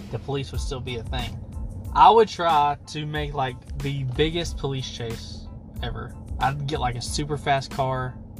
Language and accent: English; Apple Springs, Texas, United States; I'm from Apple Springs